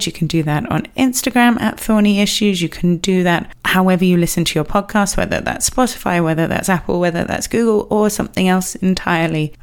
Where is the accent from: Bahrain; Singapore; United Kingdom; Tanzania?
United Kingdom; England; I am English